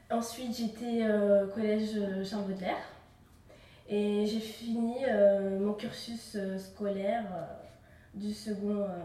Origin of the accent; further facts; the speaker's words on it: Clermont-Ferrand, Auvergne-Rhône-Alpes, France; je suis née à Clermont-Ferrand. j'ai grandi dans ce quartier. Euh, mes parents euh, sont allés au Maroc.